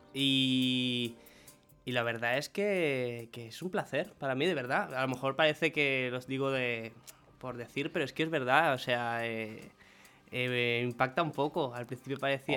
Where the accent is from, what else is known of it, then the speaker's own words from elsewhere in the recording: Venezuela; moved away; dije, Venezuela.